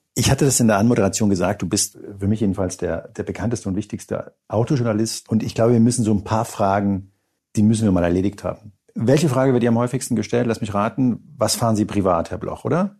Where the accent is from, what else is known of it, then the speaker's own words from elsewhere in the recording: Spain; moved away; ich bin gebürtiger Spanier